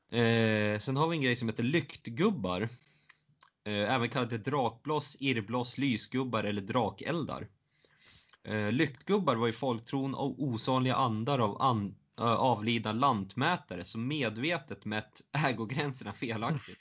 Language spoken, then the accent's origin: Swedish; southern Norrland, Sweden; Jag är från södra Norrland